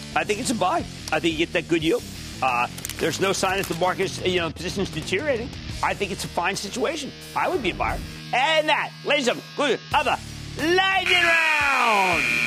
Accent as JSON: {"language": "English", "town": "Philadelphia", "region": "Pennsylvania", "country": "United States", "said": "I'm from Philadelphia"}